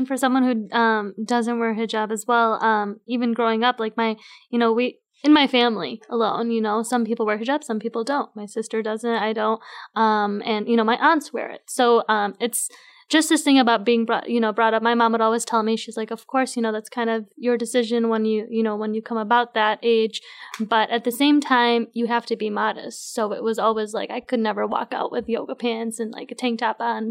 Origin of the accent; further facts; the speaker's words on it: United States; I as well was grown up here